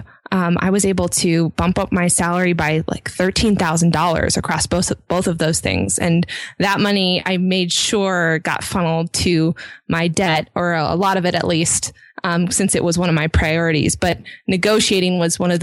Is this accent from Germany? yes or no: no; a little bit north of Seattle, Washington, United States; I grew up a little bit north of Seattle